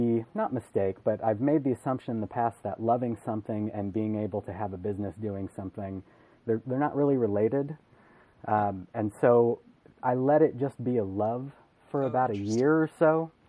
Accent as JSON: {"language": "English", "town": "Portland", "country": "United States", "tie": "born or raised there", "moved": "as an adult", "lives_now": "Indianapolis, United States", "said": "Well, we're out here in Indianapolis, Indiana. I'm actually originally from Portland."}